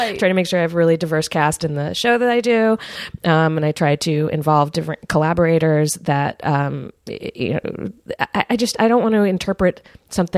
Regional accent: Richmond, Virginia, United States; moved away; I grew up in Richmond, Virginia

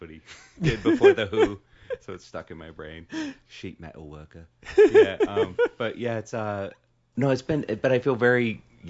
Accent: Chicago, Illinois, United States; moved away as an adult; also born or lived in New York; now in Los Angeles, United States; I grew up in Chicago. I lived in New York for 12 years, 97 until 2 months ago

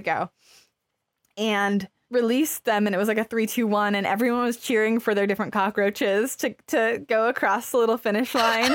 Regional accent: Arizona, United States; I grew up in Arizona, which is hot

